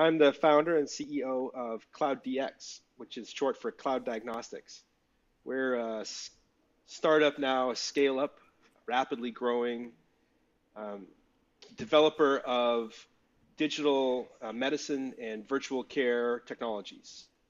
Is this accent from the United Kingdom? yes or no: no; Calgary, Alberta, Canada; also born or lived in Vancouver; now in Brooklyn, United States; So I'm Canadian. I live in Brooklyn, but I'm from Calgary originally.